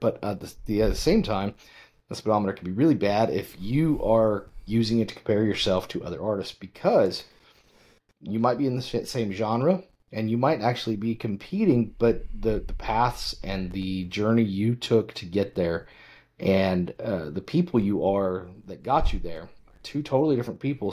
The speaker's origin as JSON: {"language": "English", "region": "western Nebraska", "country": "United States", "tie": "born or raised there", "said": "I grew up in, uh, big small town living in western Nebraska"}